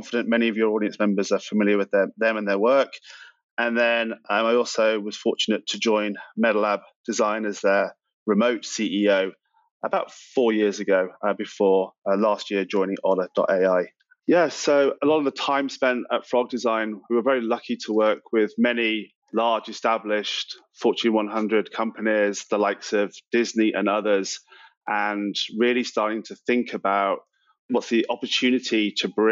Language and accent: English; United Kingdom; moved away as an adult; now in United States; I'm from the UK originally. I moved to the US about 15 years ago now